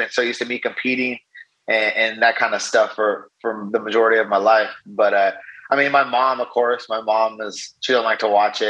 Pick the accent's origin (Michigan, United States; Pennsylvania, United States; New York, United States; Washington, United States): Washington, United States; Vancouver; I grew up in Vancouver, Washington.